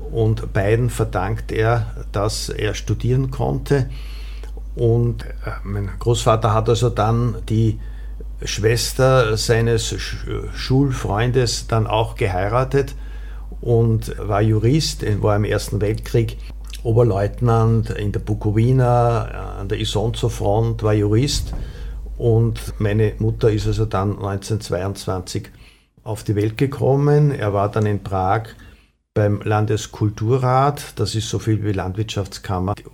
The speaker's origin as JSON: {"language": "German", "town": "Windhag", "region": "Lower Austria", "country": "Austria", "tie": "born or raised there", "said": "ich bin in Windhag aufgewachsen und das war also einfach diese Nachkriegszeit"}